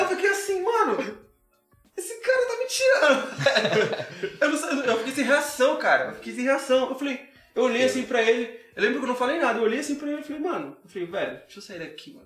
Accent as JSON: {"language": "Portuguese", "area": "Sol Nascente", "region": "Federal District", "country": "Brazil", "tie": "born or raised there", "said": "Adolescente, cresci aqui no Sol Nascente"}